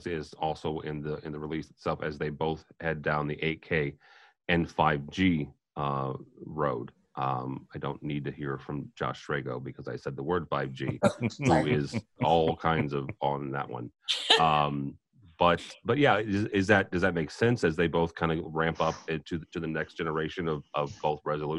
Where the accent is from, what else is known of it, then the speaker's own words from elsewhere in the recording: Midwest, United States; I'm from the Midwest, and I'm pretty simple.